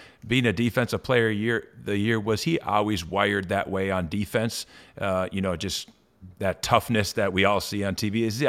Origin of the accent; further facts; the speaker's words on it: Wisconsin, United States; I'm from Wisconsin, so I'm a Milwaukee Bucks fan.